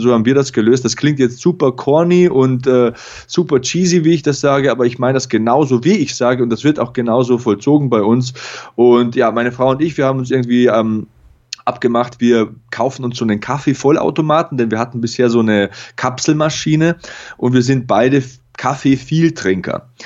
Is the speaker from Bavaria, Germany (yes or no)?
yes; Lower Bavaria, Germany; moved away; meine Eltern, die haben große Grundstücke, da wo ich herkomme, in Niederbayern und in Passau